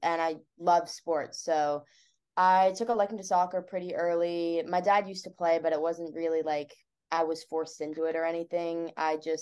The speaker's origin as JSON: {"language": "English", "area": "Bay Area", "region": "California", "country": "United States", "tie": "born or raised there", "said": "I grew up in the Bay Area, so I'm not far from campus myself"}